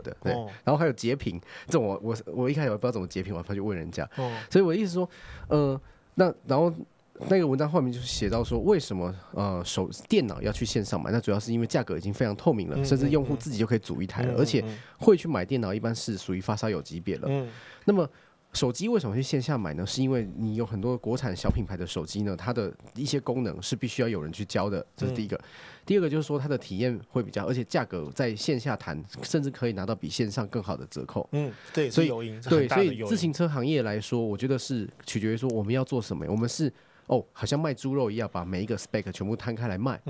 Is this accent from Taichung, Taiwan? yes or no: yes; Taichung, Taiwan; 比如说我是台中人嘛，嗯嗯嗯哦，那我是台中人，我在显现就是离我家最近的几个店